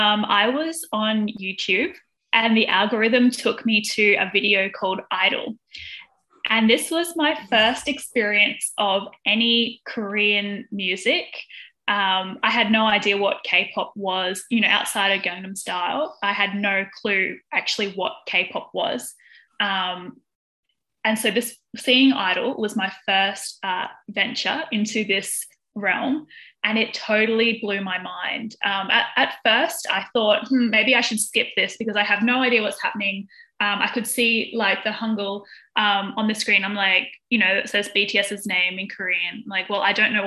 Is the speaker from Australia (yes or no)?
yes; Australia; I am from Australia